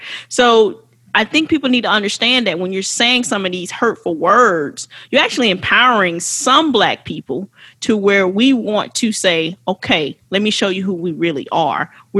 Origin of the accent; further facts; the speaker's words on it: West Palm Beach, Florida, United States; I was born in America. I was born in West Palm Beach, Florida at St. Mary's Hospital.